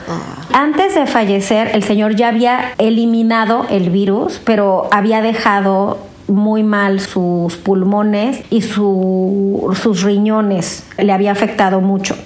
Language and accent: Spanish; Mexico; now in Brussels, Belgium; soy una mexicana en Bruselas